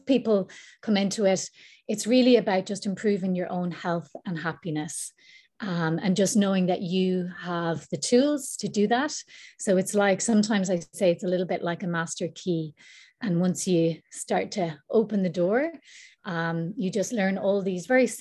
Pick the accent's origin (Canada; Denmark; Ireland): Ireland; now in Bali, Indonesia; I'm Irish and I've been living here in Bali for almost a year now.